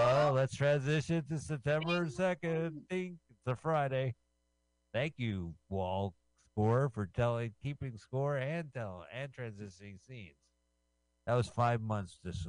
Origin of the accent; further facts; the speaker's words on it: United Kingdom; I'm a Brit speaking American.